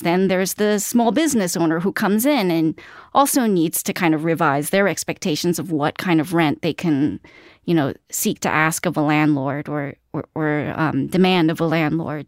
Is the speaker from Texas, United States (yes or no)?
no; New York City, New York, United States; I grew up in Queens